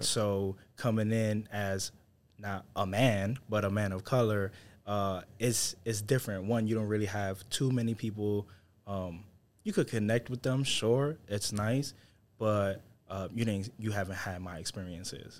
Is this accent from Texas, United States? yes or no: no; New York City, New York, United States; moved away; I'm originally from New York City, from Harlem. So we grow up with this edge.